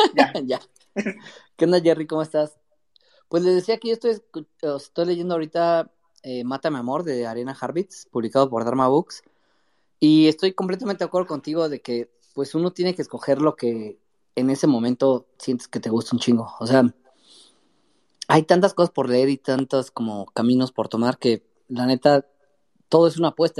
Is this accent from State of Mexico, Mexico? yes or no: yes; Metepec, State of Mexico, Mexico; yo soy de Metepec, Estado de México, metepequeño